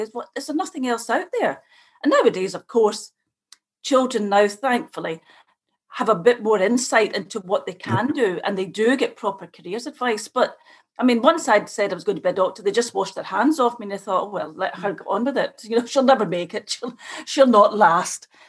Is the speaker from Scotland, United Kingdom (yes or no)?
yes; Scotland, United Kingdom; moved away as an adult; now in Ireland; I come from Scotland